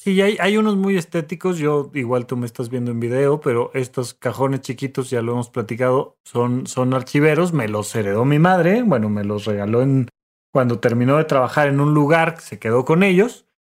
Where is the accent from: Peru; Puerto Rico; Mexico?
Mexico; now in Mexico City, Mexico; naciste fuera de la Ciudad de México como un servidor, todavía hay que pagar el camión para ir a mi pueblo y sacar de ahí un acta de nacimiento